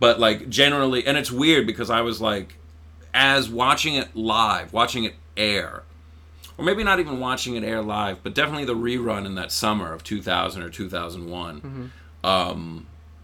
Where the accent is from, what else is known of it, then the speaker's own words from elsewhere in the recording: East Providence, Rhode Island, United States; East Providence. So, I grew up right near RISD.